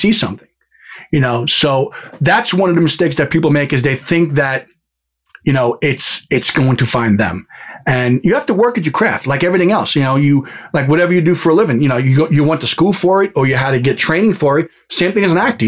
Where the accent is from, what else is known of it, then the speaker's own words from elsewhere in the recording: New York, United States; as a New Yorker, and I'm sure you can tell right now, the way I talk is I had a tendency to talk really, really fast.